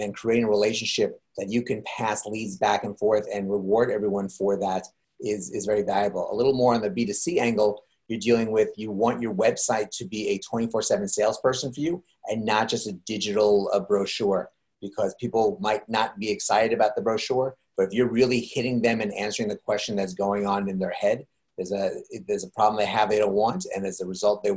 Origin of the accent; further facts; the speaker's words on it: New York, United States; I'm from New York